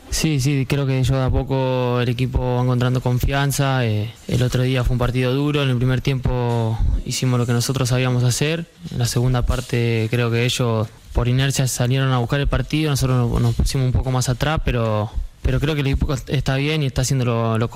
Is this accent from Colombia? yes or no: no; Argentina; moved away as an adult; now in Elche, Spain; Yo vine de Argentina, es otra cosa ya esto es Europa, el primer nivel y son un montón de cambios